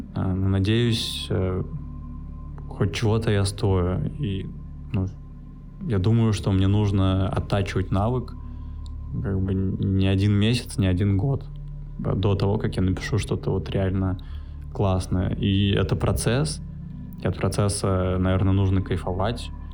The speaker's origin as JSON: {"language": "Russian", "region": "Saint Petersburg", "country": "Russia", "tie": "born or raised there", "moved": "as an adult", "lives_now": "Bali, Indonesia", "said": "я родился в Питере, в Купчино, если интересно. И свое детства до 10 лет я провел в центре Петербурга в общаге."}